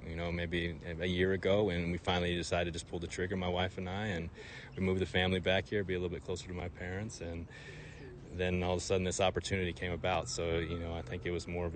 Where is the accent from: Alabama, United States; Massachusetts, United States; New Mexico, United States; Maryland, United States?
New Mexico, United States; Albuquerque; I'm from Albuquerque, I'm from New Mexico